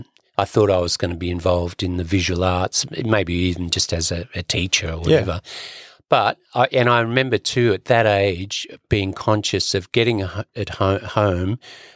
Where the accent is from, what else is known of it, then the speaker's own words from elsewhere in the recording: Sydney, New South Wales, Australia; I grew up in Sydney, my father's parents emigrated from the west coast of Ireland.